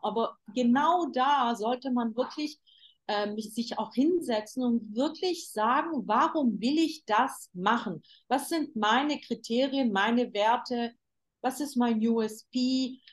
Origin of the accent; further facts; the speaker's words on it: Germany; moved away as an adult; now in Istanbul, Turkey; Ich bin ja in Deutschland geboren